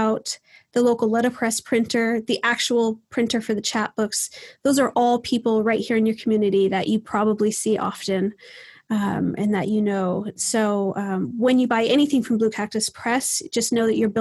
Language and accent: English; Southwest, United States; I'm from the Southwest